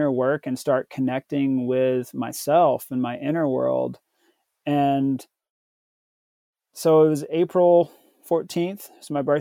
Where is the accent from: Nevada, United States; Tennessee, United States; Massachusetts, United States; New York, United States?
Tennessee, United States; I was born in the South in Tennessee. So I grew up Southern Baptist.